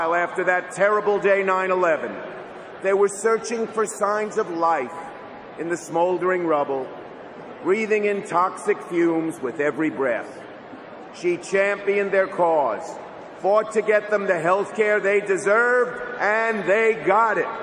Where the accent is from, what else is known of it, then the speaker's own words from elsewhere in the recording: New York City, New York, United States; I'm from Brooklyn. It's in our blood to sniff out bull